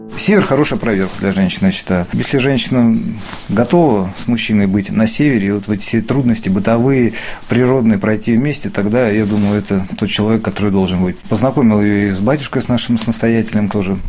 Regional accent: Sosnovy Bor, Leningrad Oblast, Russia; moved away as an adult; also born or lived in Saint Petersburg; now in Pechenga, Russia; я родился в Сосновом Бору под Санкт-Петербургом

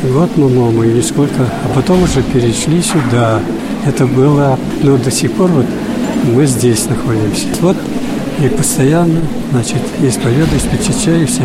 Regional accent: Udmurtia, Russia; Потому что я чистокровный удмурт.

